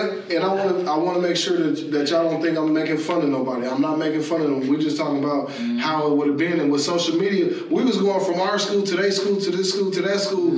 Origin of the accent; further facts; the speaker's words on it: Denver, Colorado, United States; where I grew up in Denver